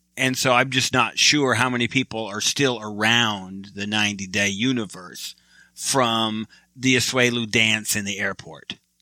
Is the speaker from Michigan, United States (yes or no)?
yes; Michigan, United States; I'm from Michigan